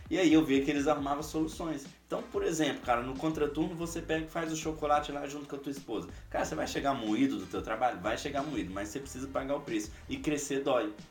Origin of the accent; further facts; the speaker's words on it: Minas Gerais, Brazil; now in Foz do Iguaçu, Brazil; Quando eu vim de Minas pra, Foz do Iguaçu, cara, se vocês ainda não conhecem a minha história